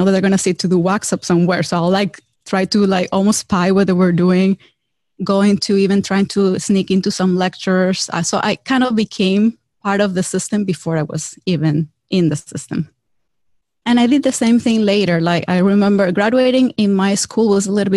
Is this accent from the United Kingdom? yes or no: no; Venezuela; English is a second language; moved away as an adult; now in United States; I'm actually originally from Venezuela